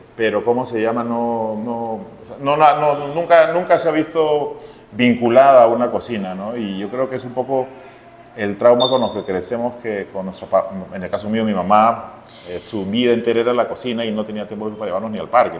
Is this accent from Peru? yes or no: yes; Lima, Peru; also born or lived in Barranco, Lima; nacimos en un barrio en Santa Cruz, o un barrio además picante